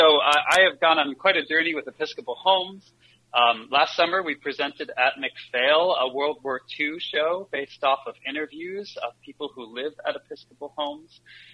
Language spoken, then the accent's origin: English; New York, United States; And I love that being a New Yorker. I'm all about immediate feedback.